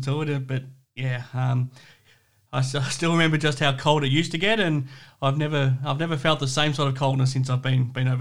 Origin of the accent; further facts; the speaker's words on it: Geelong, Victoria, Australia; now in Perth, Australia; I grew up in Geelong.